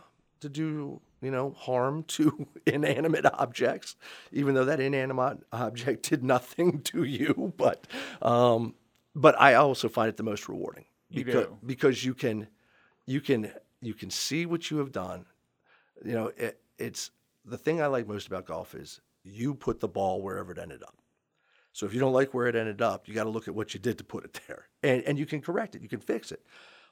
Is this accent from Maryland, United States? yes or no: yes; Gaithersburg, Maryland, United States; I grew up in Gaithersburg. My dad worked in a law firm down in D.C.